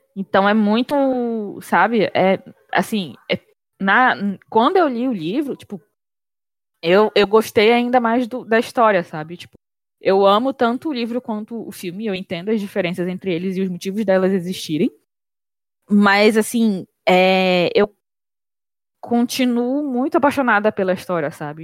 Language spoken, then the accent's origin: Portuguese; Pará, Brazil; a realidade que a gente tem enquanto paraenses